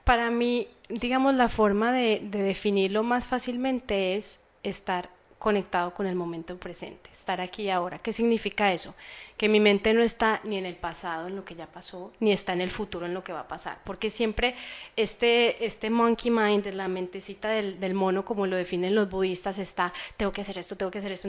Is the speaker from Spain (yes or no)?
no; Colombia; now in Miami Beach, United States; yo soy colombiana